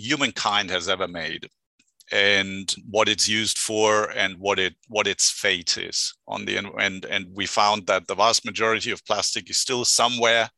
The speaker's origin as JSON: {"language": "English", "country": "Germany", "also_born_or_lived": "Berlin / United Kingdom / France", "accent": "German", "second_language": "English", "moved": "as an adult", "lives_now": "Santa Barbara, United States", "said": "I hail from Germany, which you can probably hear by the accent, but I've been a California transplant for the last 17 years"}